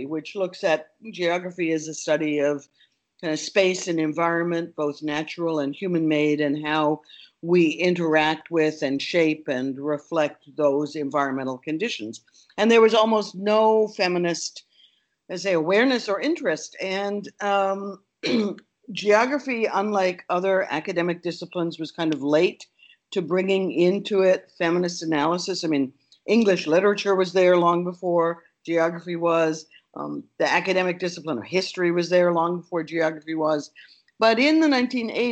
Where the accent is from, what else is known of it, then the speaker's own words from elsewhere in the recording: Canada; moved away as an adult; now in United States; I'm Canadian